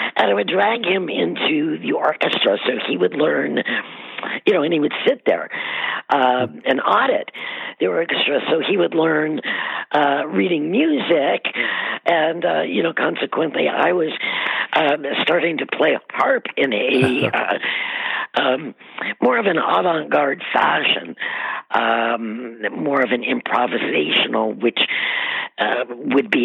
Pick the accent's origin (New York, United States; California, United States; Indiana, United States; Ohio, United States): Ohio, United States; Cleveland; I grew up in Cleveland